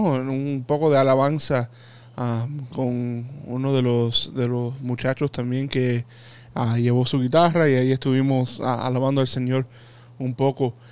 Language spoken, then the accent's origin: Spanish; Hialeah, Florida, United States; mi home parish, la parroquia donde yo crecí, en la Inmaculada Concepción en Jayalía